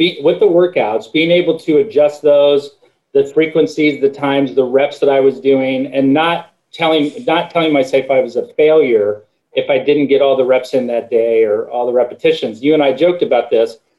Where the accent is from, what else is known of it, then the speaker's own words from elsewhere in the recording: Midwest, United States; I grew up in the Midwest, everything's meat and potatoes